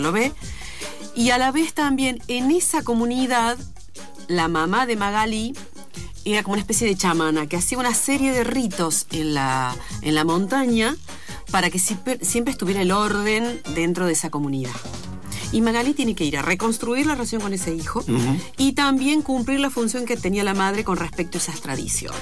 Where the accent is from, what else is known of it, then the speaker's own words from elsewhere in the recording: Córdoba, Argentina; yo soy de Córdoba